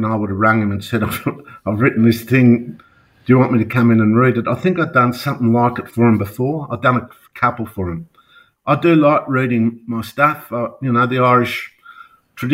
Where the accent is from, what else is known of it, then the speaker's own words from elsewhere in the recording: the North, Tasmania, Australia; I'm from the North